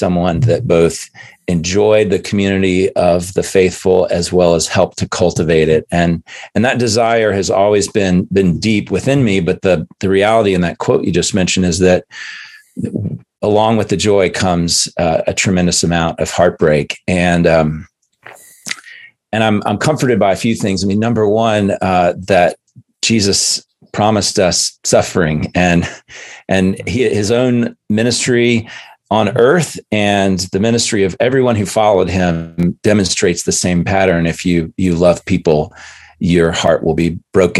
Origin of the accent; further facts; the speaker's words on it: Chattanooga, Tennessee, United States; moved away; also born or lived in Chicago / Philadelphia; I grew up in Chattanooga